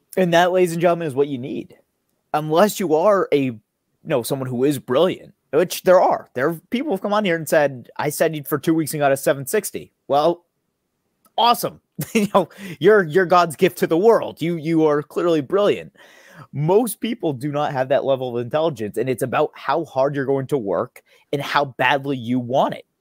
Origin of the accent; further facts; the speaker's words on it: United States; first language English; I'm an American, I'm a native speaker